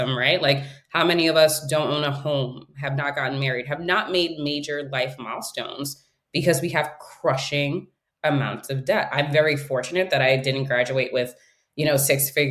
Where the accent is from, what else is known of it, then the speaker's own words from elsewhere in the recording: New York City, New York, United States; first language English; growing up in New York City during the 80s and 90s